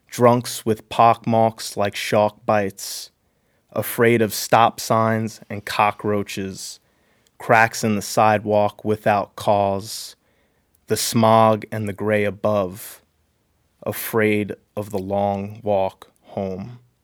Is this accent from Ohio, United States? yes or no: no; New York, United States; now in Seattle, United States; I grew up in New York